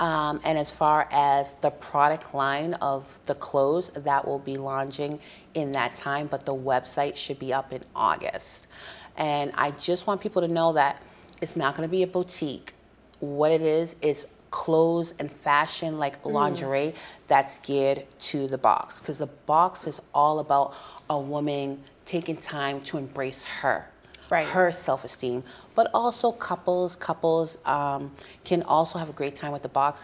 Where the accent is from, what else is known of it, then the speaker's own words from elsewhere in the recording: Brockton, Massachusetts, United States; I'm originally from Brockton, Massachusetts. I'm born and raised